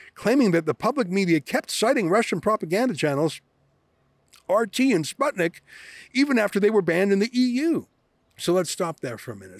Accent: Canada; I come from Canada

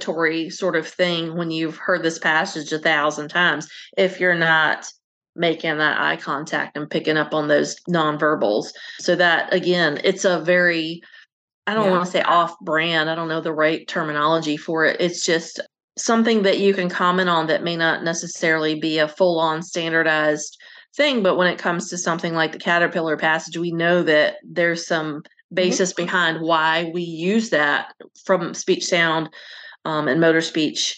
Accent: the South, United States; I'm from the South

